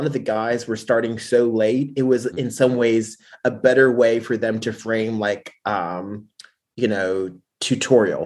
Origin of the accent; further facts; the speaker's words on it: Pittsburgh, Pennsylvania, United States; moved away; when I was in my hometown, Pittsburgh